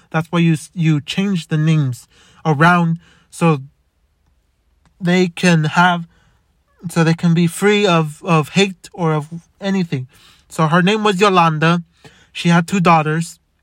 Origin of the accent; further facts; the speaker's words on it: Los Angeles, California, United States; also born or lived in Montebello, California; I was born in Boyle Heights. In White Memorial.